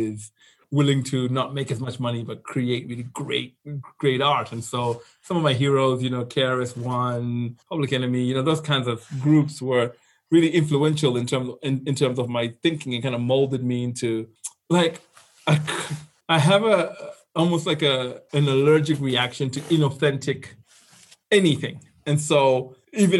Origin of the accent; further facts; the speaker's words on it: Zimbabwe; moved away as an adult; also born or lived in London / Silicon Valley; I've born and raised in Zimbabwe.